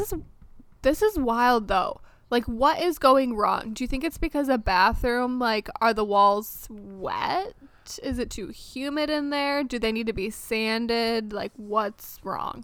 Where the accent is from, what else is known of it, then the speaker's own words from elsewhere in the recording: Michigan, United States; moved away as an adult; also born or lived in France; now in Maryland, United States; I was born and raised in Michigan, lived there for the first 25 years of my life.